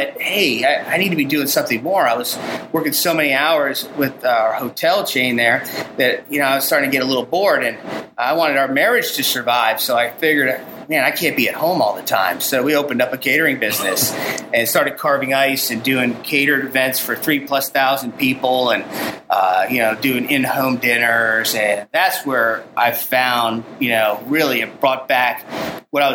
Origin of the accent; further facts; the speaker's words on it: New Jersey, United States; moved away as an adult; also born or lived in Adirondacks, New York / Hilton Head, South Carolina / Atlanta, Georgia; now in LaGrange, United States; I grew up in New Jersey